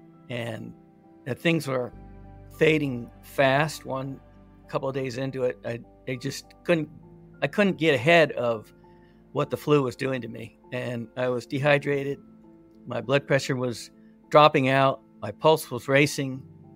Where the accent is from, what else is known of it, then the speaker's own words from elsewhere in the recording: California, United States; I grew up here in California, little town